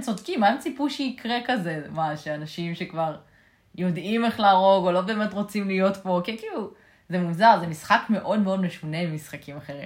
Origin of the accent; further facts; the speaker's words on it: Israel; אנחנו בתור ישראלים